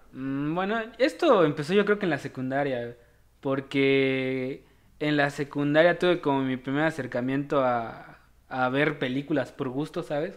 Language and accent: Spanish; Comitán, Chiapas, Mexico; ambos somos de Comitán, Chiapas